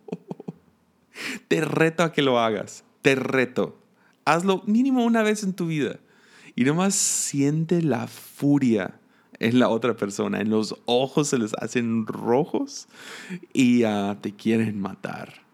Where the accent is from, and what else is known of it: Mexico